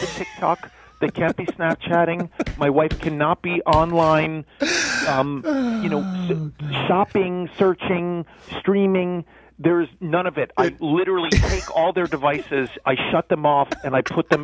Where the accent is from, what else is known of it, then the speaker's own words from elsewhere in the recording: New York, United States; I am from New York